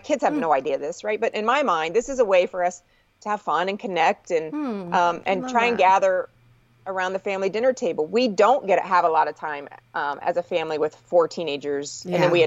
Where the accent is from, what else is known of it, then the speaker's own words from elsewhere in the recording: Indiana, United States; moved away; I grew up with fireflies in Indiana